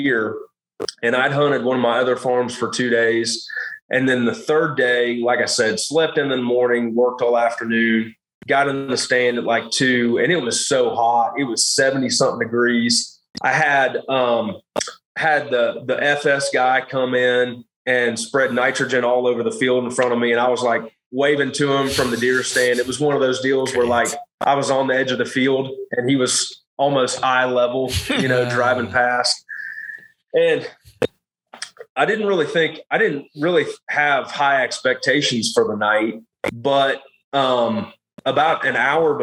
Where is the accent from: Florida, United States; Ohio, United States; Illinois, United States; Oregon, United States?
Illinois, United States; moved away as an adult; also born or lived in South Carolina; I grew up in Illinois. My parents have 150 acres there that we farm corn, soybeans, and wheat.